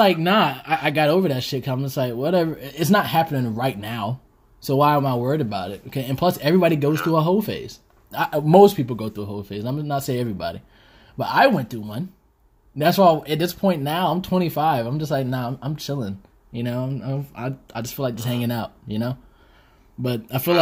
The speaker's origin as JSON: {"language": "English", "region": "the South", "country": "United States", "moved": "yes", "said": "I'm from the South"}